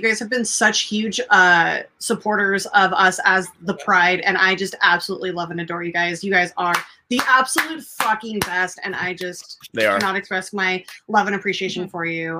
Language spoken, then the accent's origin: English; California, United States; I'm from Northern California. My mother still lives up in San Jose.